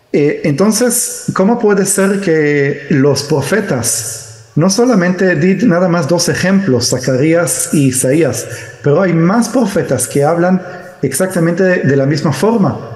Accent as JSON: {"language": "Spanish", "country": "Israel", "tie": "born or raised there", "said": "yo nací en Israel, pero eh, mis padres son judíos de eh, Argentina"}